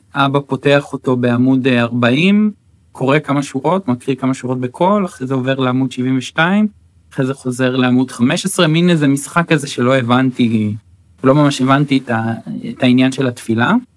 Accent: Acre, Northern District, Israel; first language Hebrew; also born or lived in Netanya; אז אני גדלתי בעכו, אחר, אחר כך בנתניה, זאת אומרת עד גיל 13 אה, בעצם אה, גדלתי בעכו

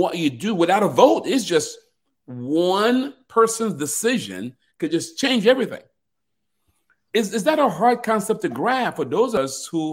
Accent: Cameroon; I'm actually being from Cameroon. I was born in a royal family

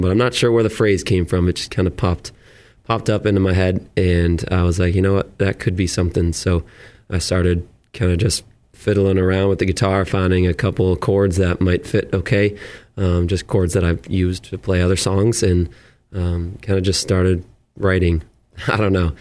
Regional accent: Auburn, Massachusetts, United States; moved away as an adult; also born or lived in Millbury, Massachusetts / Worcester, Massachusetts; now in Plymouth, United States; I grew up in Auburn, uh, Mass, and lived in Millbury for the last couple years, and just moved down to Plymouth

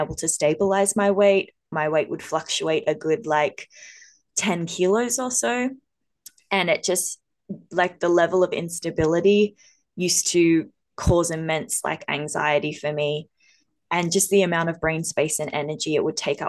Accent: Australia; we're two Aussie girls

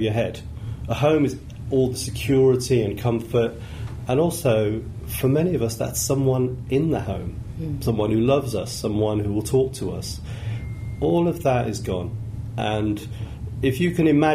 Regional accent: Birmingham, West Midlands, United Kingdom; I grew up in Birmingham, and I've always thought Birmingham has got a lot of warm-hearted people

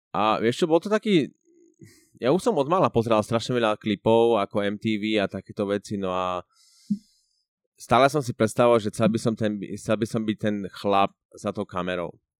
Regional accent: Prešov, Prešov Region, Slovakia; moved away as an adult; now in Switzerland; som z Prešova, z, z východného Slovenska a žijem vo Švačiarsku už asi št- skoro už, 4, už skoro, viac ako 4 roky

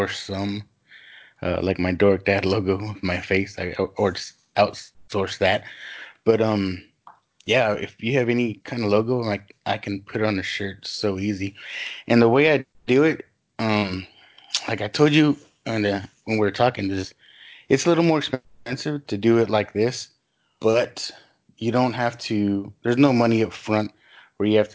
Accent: San Antonio, Texas, United States; also born or lived in California; I was born in California, but I've lived here in San Antonio most of my life

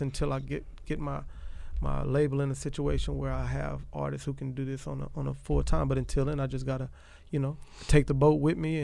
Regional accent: Bay St. Louis, Mississippi, United States; I'm from Bay St. Louis, raised there

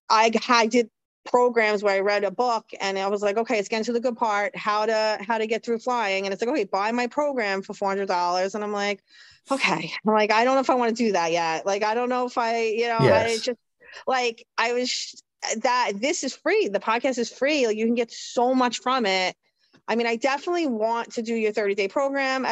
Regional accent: New York, United States; I'm from New York. We talk fast

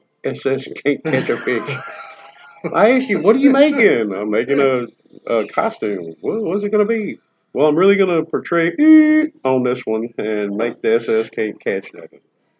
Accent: the South, United States; I'm from the South.

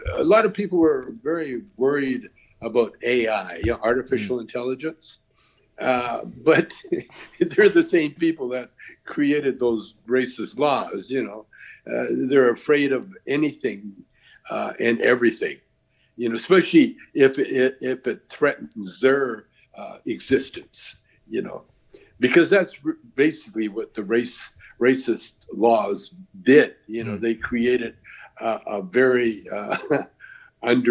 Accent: Canada; I'm Canadian.

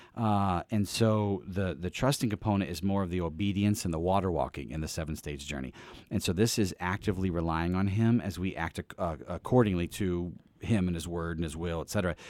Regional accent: East Peoria, Illinois, United States; I grew up really in East Peoria, Illinois

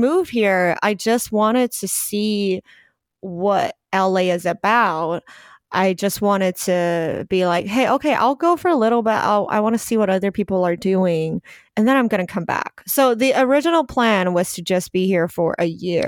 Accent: Taiwan; English is a second language; also born or lived in New Zealand; now in Los Angeles, United States

